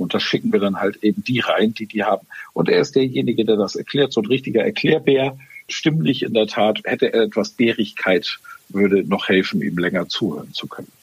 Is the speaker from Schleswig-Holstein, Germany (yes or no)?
yes; Schleswig-Holstein, Germany; accent: Norddeutscher; ich bin ja in Schleswig-Holstein groß geworden und kultiviert